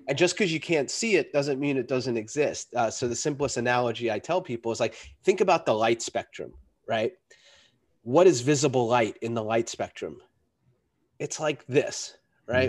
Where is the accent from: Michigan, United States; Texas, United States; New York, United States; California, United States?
New York, United States; I grew up in New York